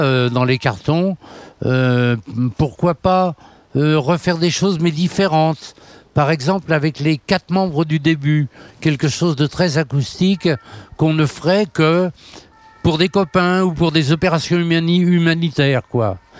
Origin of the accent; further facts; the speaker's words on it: Nantes, Pays de la Loire, France; je suis né à Nantes et vraiment c'est ma ville. Je me sens de Nantes profondément, c'est important.